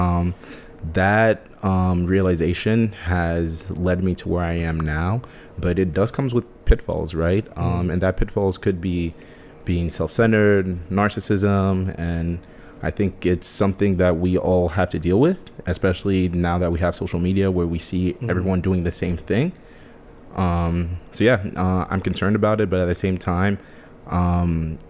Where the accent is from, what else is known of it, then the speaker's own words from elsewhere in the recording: United States; I was born in the United States